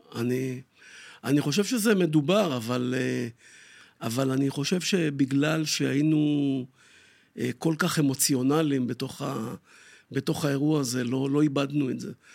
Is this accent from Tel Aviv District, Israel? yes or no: yes; Tel Aviv, Tel Aviv District, Israel; אני גדלתי פה לא רחוק, בשכונת שפירא